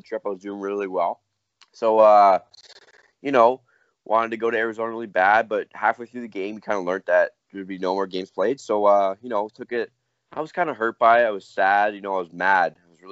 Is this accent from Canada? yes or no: yes; Canada; we're Canadian